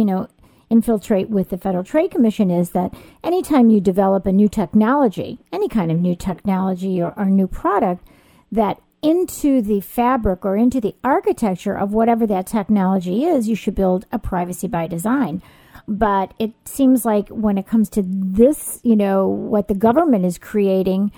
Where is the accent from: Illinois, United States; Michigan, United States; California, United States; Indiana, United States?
Illinois, United States; Chicago; I'm from Chicago area